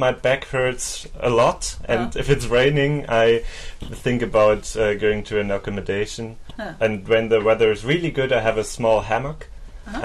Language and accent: English; Bremen, Germany; I'm from Germany. Whereabouts? Bremen, to be exact.